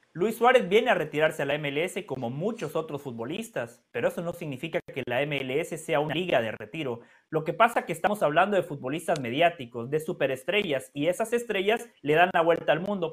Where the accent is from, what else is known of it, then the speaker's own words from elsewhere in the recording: Guatemala; soy guatemalteco, soy centroamericano